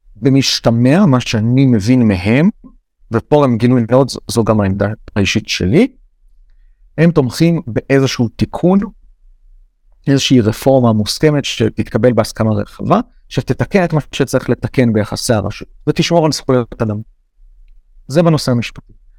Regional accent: Israel; אני ישראלי גאה

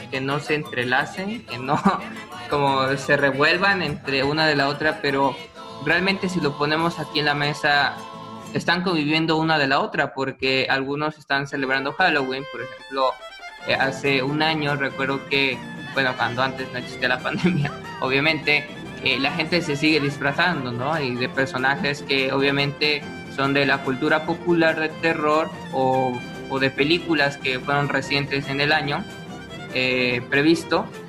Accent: Mexico; es un orgullo eh, ser mexicano en esas fechas

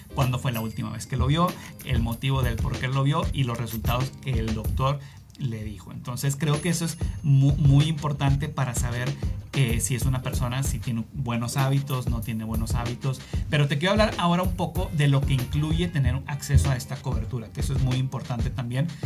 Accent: Mexico; moved away; yo soy de México

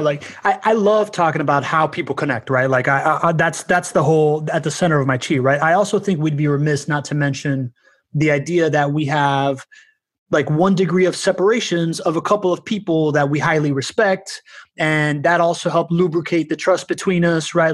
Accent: Miami, Florida, United States; also born or lived in Spain / Venezuela; by the time that I was like nine years old and we moved back to Miami from Spain

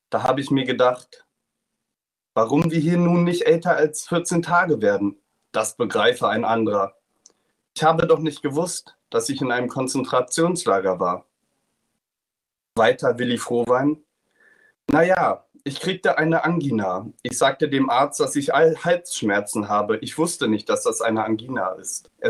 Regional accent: Germany; die SS mich gefragt hat, was ich denn für einer bin, habe ich gesagt, ich bin Deutscher.

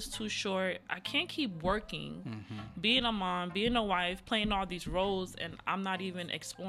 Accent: New Jersey, United States; also born or lived in Cameroon; growing up in New Jersey, which is, you know, a little rough

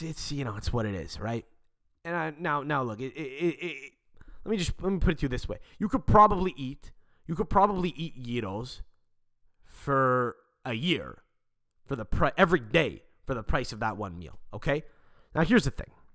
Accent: Montreal, Quebec, Canada; we're actually from Montreal. We live in Montreal in Canada

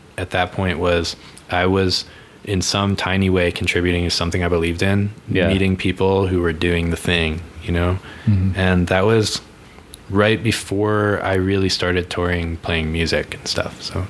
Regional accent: Virginia, United States

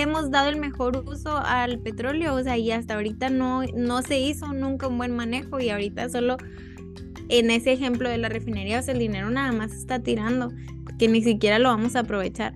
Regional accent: Mexico; para nosotros como mexicanos

